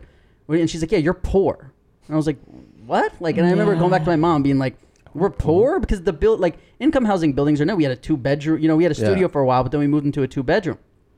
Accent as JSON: {"language": "English", "town": "New York City", "region": "New York", "country": "United States", "tie": "born or raised there", "said": "growing up in New York"}